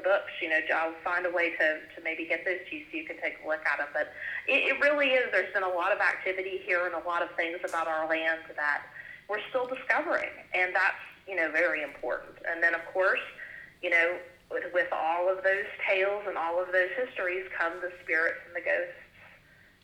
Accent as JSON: {"language": "English", "region": "Appalachia", "country": "United States"}